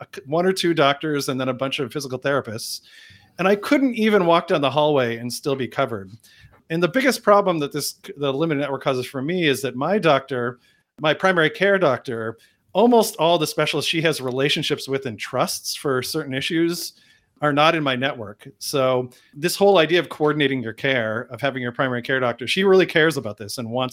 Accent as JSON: {"language": "English", "region": "New England", "country": "United States", "tie": "born or raised there", "said": "I was raised in New England"}